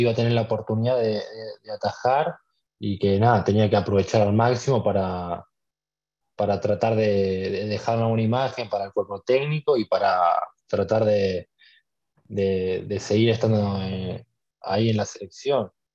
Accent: San Isidro, Buenos Aires Province, Argentina; yo nací el 5 de marzo de, de 2004 nací acá en, San Isidro, viví toda, mi vida acá

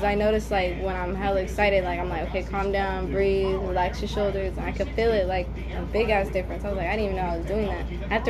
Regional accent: Stockton, California, United States; 24. Born and raised in Stockton. Been here my whole life.

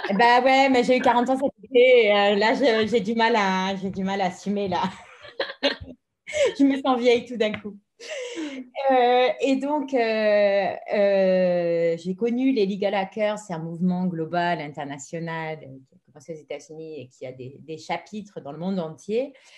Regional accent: France; moved away as an adult; now in Madrid, Spain; je suis française, mais je suis basée en Espagne, à Madrid, depuis la moitié de ma vie, 20 ans

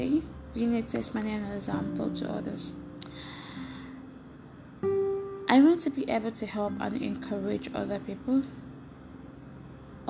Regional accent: eastern Nigeria, Nigeria; moved away; I grew up in Nigeria, at the eastern part of Nigeria, with my siblings

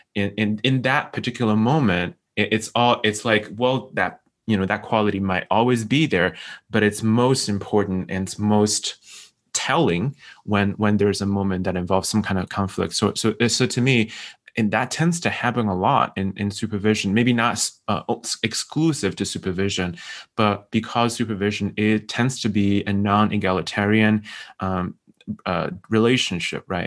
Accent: China; moved away as an adult; also born or lived in Syracuse, New York; now in United States; I'm from China

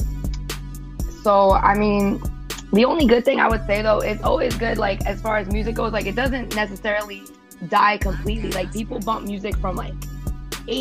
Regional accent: New York City, New York, United States; I'm from Staten Island, New York. That's where I'm living right now

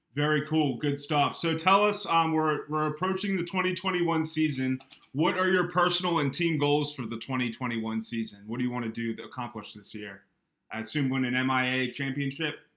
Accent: Eastern Shore of Maryland, United States; I grew up on the Eastern Shore of Maryland.

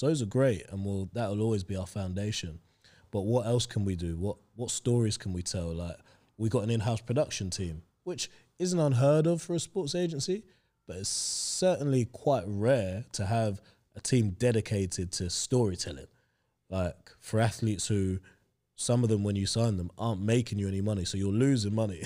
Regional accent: London, United Kingdom; also born or lived in Hampshire; other people that I grew up with in Stoke Newington

